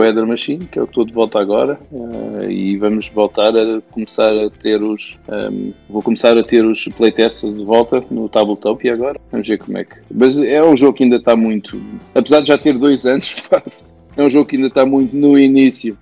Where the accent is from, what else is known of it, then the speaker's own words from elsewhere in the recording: Portugal; É a minha terra